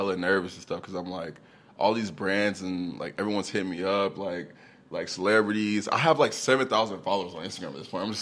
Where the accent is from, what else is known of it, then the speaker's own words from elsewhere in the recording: Texas, United States; also born or lived in New Orleans, Louisiana / Austin, Texas; I was born in New Orleans, Louisiana. You know what I'm saying? For a couple years, you know, but then I moved to Texas, and I went to high school in Texas